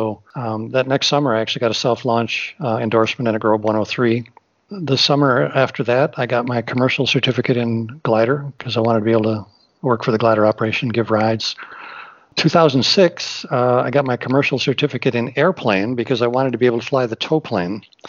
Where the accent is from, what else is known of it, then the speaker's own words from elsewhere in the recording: Wisconsin, United States; I'm from Wisconsin, so I'm kind of a flatlander